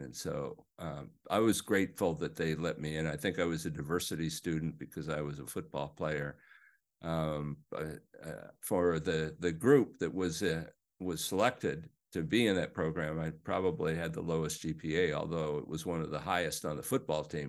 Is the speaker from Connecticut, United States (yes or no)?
no; Overland Park, Kansas, United States; I grew up in the Midwest, uh, Overland Park, Kansas.